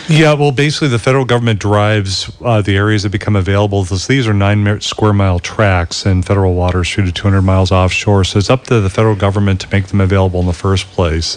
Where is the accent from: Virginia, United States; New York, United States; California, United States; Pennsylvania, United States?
California, United States; Southern; I was growing up in Southern California